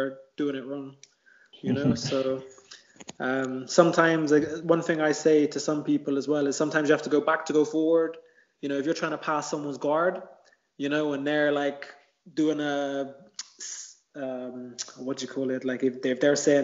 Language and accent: English; Bristol, South West England, United Kingdom; where I grew up in Bristol, it was a housing estate called Easton.